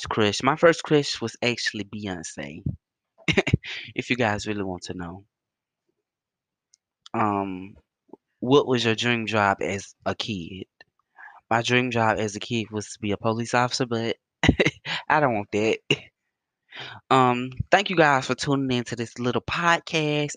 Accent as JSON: {"language": "English", "town": "Bassfield", "region": "Mississippi", "country": "United States", "tie": "born or raised there", "moved": "yes", "said": "I actually grew up in a small town called Bassfield in Mississippi"}